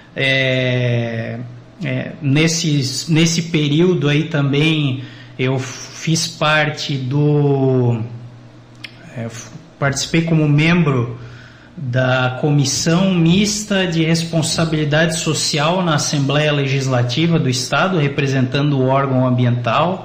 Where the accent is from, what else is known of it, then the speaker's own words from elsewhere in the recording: Joinville, Santa Catarina, Brazil; Eu sou natural daqui de Joinville, nasci em 1985, brinquei muito aí pelas ruas de Joinville